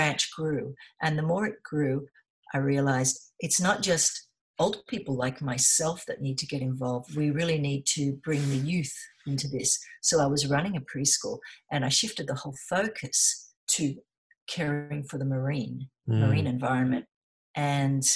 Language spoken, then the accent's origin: English; Sydney, New South Wales, Australia; moved away as an adult; also born or lived in South Coast, New South Wales; I was born in Sydney. Yes. Yeah. And yeah, I lived in Sydney all my life on Manly Beach